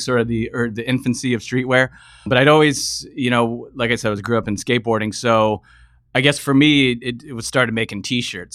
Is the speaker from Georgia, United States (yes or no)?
no; San Diego, California, United States; moved away as an adult; also born or lived in Los Angeles; now in Bay Area, United States; Originally from, from San Diego, grew up down in SoCal.